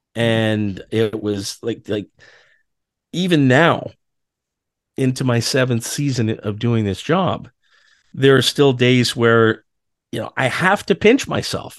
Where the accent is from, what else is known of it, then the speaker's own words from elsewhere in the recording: Ottawa, Ontario, Canada; now in Toronto, Canada; I grew up in Ottawa.